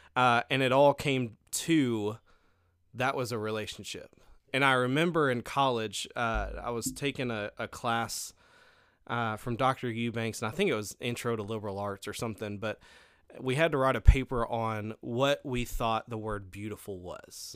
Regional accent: Stuttgart, Arkansas, United States; now in Hamburg, United States; I grew up in Stuttgart

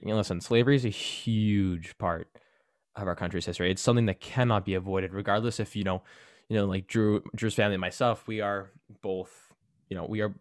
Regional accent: Canada; me being Canadian

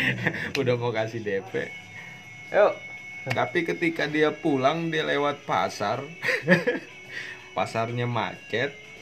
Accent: Parung, West Java, Indonesia; Gua mencintai parung, gua besar di parung, berjodoh di parung

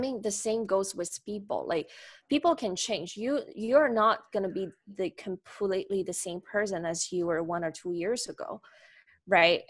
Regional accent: Nanjing, Jiangsu, China; I'm a native, uh, Chinese. I born in China. Uh, my hometown is Nanjing

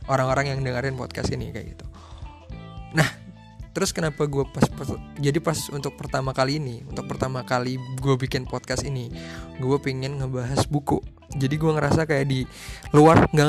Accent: Colomadu, Central Java, Indonesia; now in Cairo, Egypt; gue berasal dari Solo Jawa Tengah atau mungkin lebih tepatnya Karanganyar kali ya gue berasal dari Colomadu

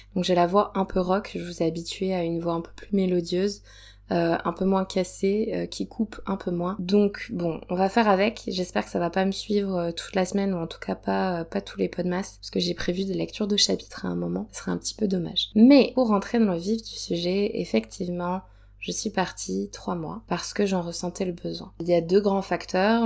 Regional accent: Provence-Alpes-Côte d'Azur, France; ma région natale, euh, dans laquelle je suis actuellement, donc dans le, le sud, je suis en Provence.

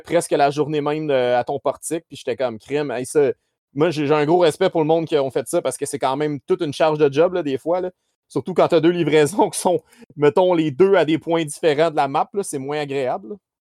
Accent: Saint-Hyacinthe, Quebec, Canada; je viens de Saint-Hyacinthe

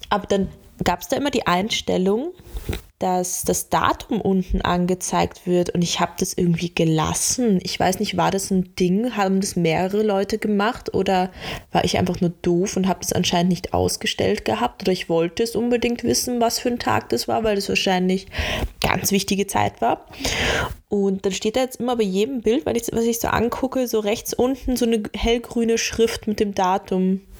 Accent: Laufen, Bavaria, Germany; also wo wir aufgewachsen sind in Bayern, das ist ja Laufen, das ist an der Grenze da bei Salzburg, halt voll Land, keine Ahnung, 6000 Einwohner.

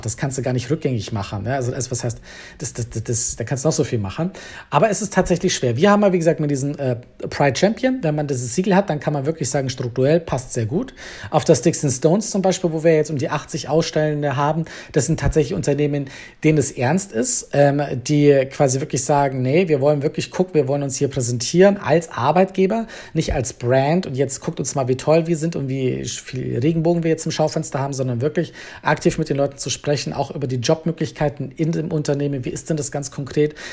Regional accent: Bavaria, Germany; moved away as an adult; now in Berlin, Germany; ich komme eigentlich ursprünglich aus Bayern, bin aber halb Schotte und mittlerweile seit elf Jahren Wahlberliner

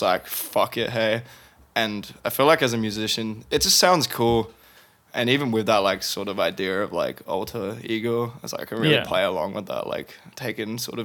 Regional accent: Perth, Western Australia, Australia; moved away as an adult; also born or lived in England; now in Melbourne, Australia; it was Perth. But I'm originally British

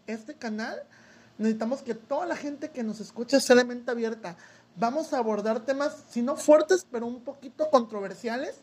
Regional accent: Soledad de Doblado, Veracruz, Mexico; Soy originario de Veracruz, de un pequeño pueblito que está a unos 40 minutos que se llama Soledad Doblado

